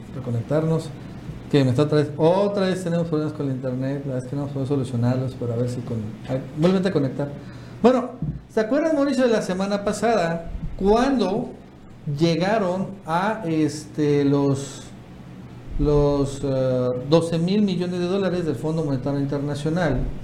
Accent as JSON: {"language": "Spanish", "region": "Tabasco", "country": "Mexico", "said": "nosotros que somos de Tabasco"}